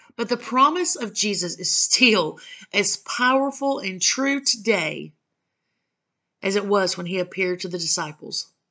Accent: the South, United States; I'm from the South

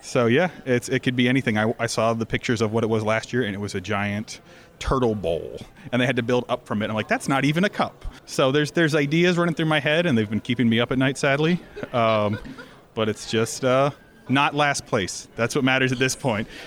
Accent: Sarasota, Florida, United States; I'm from Sarasota, Florida.

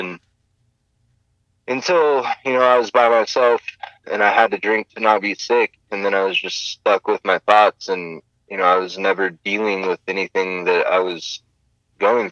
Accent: Oregon, United States; also born or lived in Stockton, California; I was born in Stockton, California, and I lived in California until I was probably around 10, and then my family and I moved up to Oregon

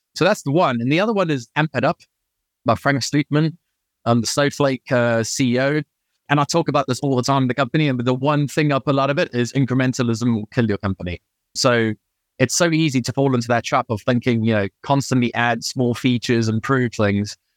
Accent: Durban, KwaZulu-Natal, South Africa; moved away as an adult; also born or lived in United Kingdom; now in Chamonix, France; I grew up in Durban

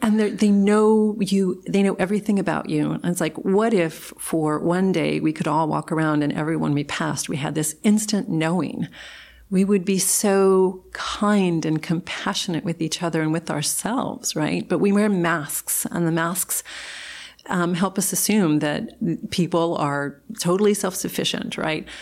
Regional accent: South Texas, United States; moved away; growing up in South Texas in a small community

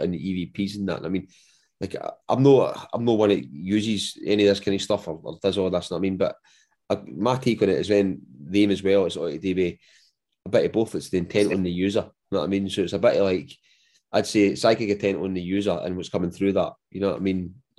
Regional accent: West Lothian, Scotland, United Kingdom; I'm from West Lothian.

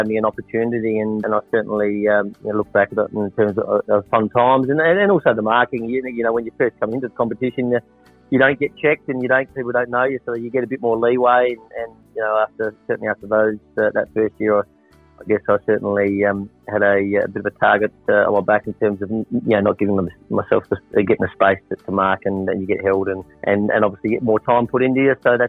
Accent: South Australia, Australia; and being South Australian as well

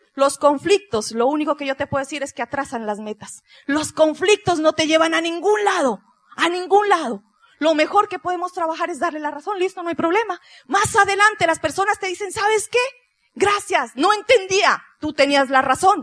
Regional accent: Pasto, Nariño, Colombia; moved away; allá nos dicen los pastuzos, somos del sur de Colombia

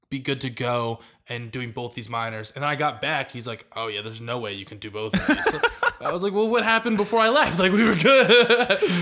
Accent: Miami, Florida, United States; I was born in Miami

